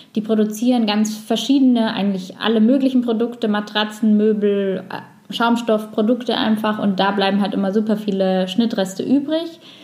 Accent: Allgäu, Bavaria, Germany; also born or lived in Sweden; now in Nuremberg, Germany; ich komme ursprünglich aus dem Allgäu, wohne jetzt wieder in Nürnberg

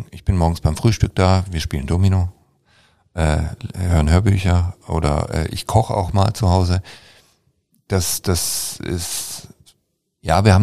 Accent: Baden-Württemberg, Germany; und ich als Schwabe spreche eigentlich nie darüber

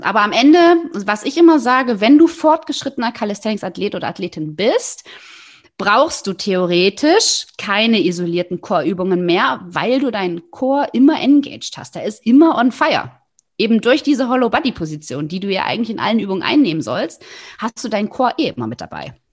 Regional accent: the East, eastern Germany, Germany; Ich bin im Osten groß geworden

